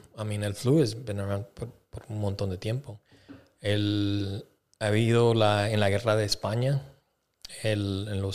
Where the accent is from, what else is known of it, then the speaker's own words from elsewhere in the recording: Bolivia; moved away; yo soy de Bolivia